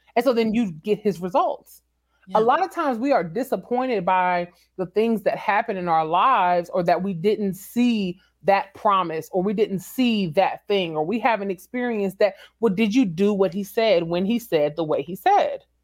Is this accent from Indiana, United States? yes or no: no; San Antonio, Texas, United States; moved away; also born or lived in Washington, D.C.; San Antonio is my hometown